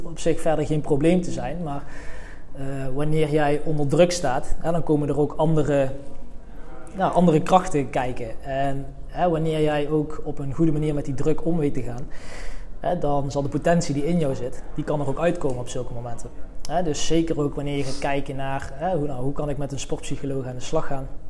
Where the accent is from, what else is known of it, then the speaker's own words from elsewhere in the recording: Veldhoven, North Brabant, Netherlands; Ik kom uit Veldhoven, ligt in de buurt van Eindhoven.